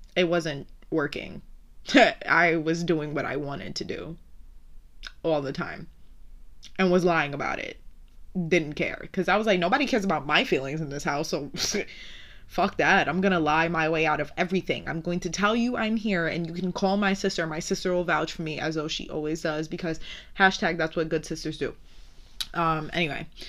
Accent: New York City, New York, United States; I'm from Brooklyn

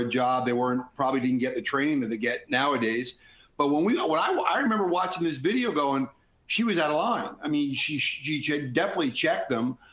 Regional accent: Jersey Shore, New Jersey, United States; I grew up in the Jersey Shore

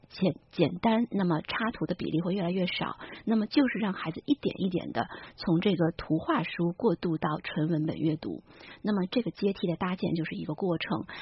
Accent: China; 我们中国人

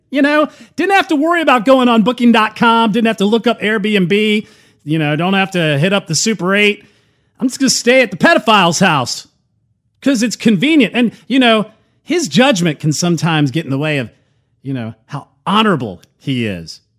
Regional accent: United Kingdom; how could I have shown anyone affection in public? I'm British.

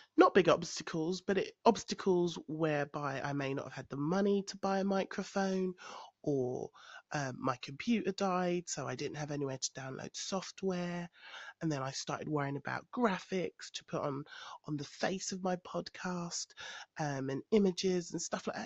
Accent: London, United Kingdom; moved away as an adult; I am a Londoner, but I live in the countryside

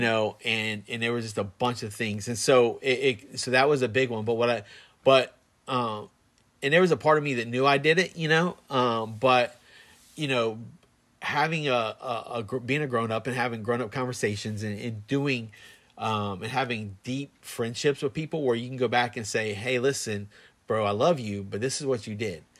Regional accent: Plant City, Florida, United States; I'm from Plant City

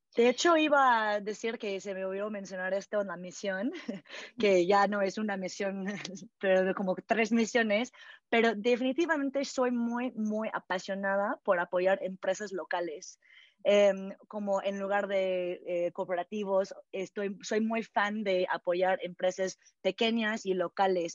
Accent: California, United States; moved away as an adult; also born or lived in Canada; now in Mexico; originalmente nací en Canadá y crecí en California, en Estados Unidos

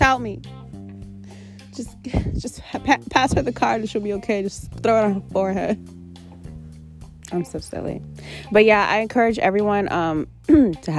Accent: New York City, New York, United States; moved away; I grew up in New York City. I lived there 21 years. I lived in other places too, but New York City is mostly where I'm from

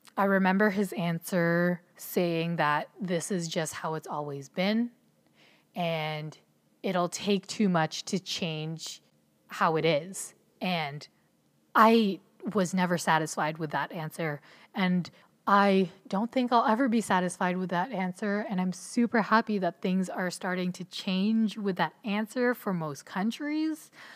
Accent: Ontario, Canada; also born or lived in Philippines; I was born in the Philippines, and when I was one, my family decided to move to Canada so I was raised in an immigrant household in Ontario, Canada

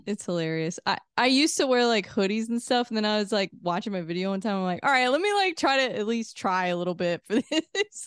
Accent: Missouri, United States; I'm from Missouri, so mm-hmm. I I kind of grew up in like a smaller town.

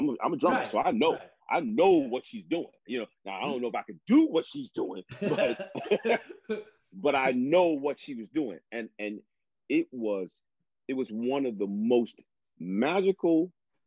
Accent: New York City, New York, United States; moved away; also born or lived in New Jersey; I'm from the New York metropolitan area. I was born in Manhattan, lived in Brooklyn

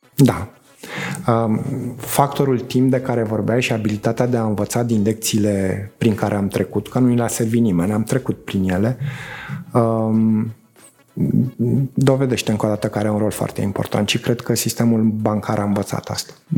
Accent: Romania; România e țara mea

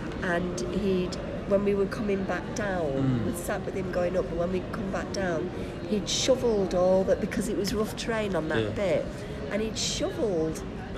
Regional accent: England, United Kingdom; No, but we're very English

